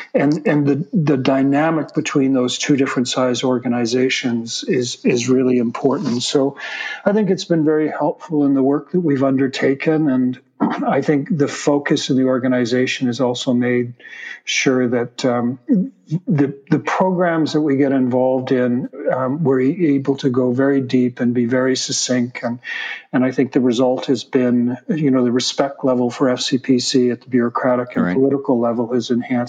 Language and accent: English; Toronto, Ontario, Canada; moved away; also born or lived in Vancouver, Canada; I moved here from Vancouver. I'm originally a Torontonian, but spent the last 35 years of my life in Vancouver